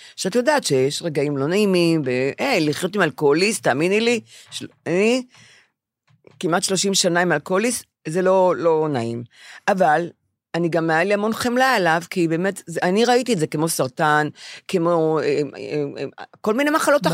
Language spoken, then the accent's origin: Hebrew; Bnei Brak, Tel Aviv District, Israel; כשאני גדלתי בבני ברק